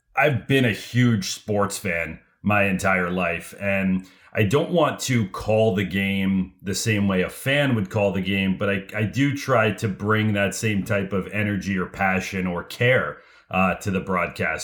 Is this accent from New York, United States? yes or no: no; Los Angeles, California, United States; I grew up in Los Angeles